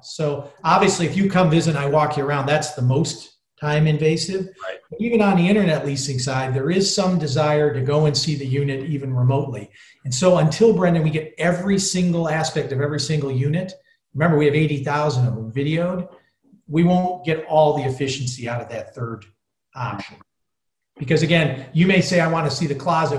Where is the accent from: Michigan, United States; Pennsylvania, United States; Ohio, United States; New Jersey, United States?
Michigan, United States; Detroit; now in Chicago, United States; I grew up in the Detroit area, so I'm used to being in urban areas. Been in Chicago almost my whole life now